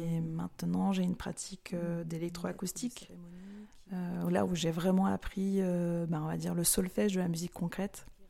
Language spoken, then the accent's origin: French; Nice, Provence-Alpes-Côte d'Azur, France; now in Marseille, France; moi je suis originaire de la Méditerranée. Bon, Marseille ça en fait partie, mais de Nice